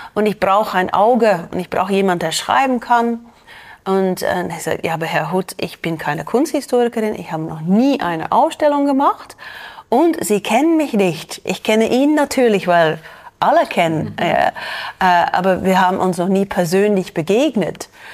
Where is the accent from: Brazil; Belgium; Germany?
Belgium; German is a second language; moved away as an adult; now in Zürich, Switzerland; in Belgien ist das ziemlich normal. Ja, wir sind auch ein kleines Land